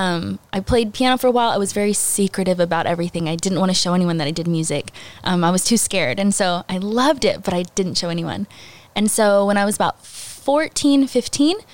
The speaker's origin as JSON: {"language": "English", "town": "Alvin", "region": "Texas", "country": "United States", "tie": "born or raised there", "said": "I grew up in the Alvin area. All my life, I homeschooled in Alvin."}